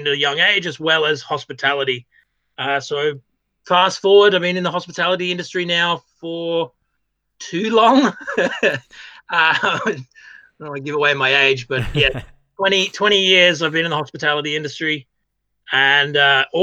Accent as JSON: {"language": "English", "town": "Byron Bay", "region": "New South Wales", "country": "Australia", "tie": "born or raised there", "moved": "yes", "lives_now": "Ireland", "said": "I am Australian by birth. I grew up in a place called Byron Bay."}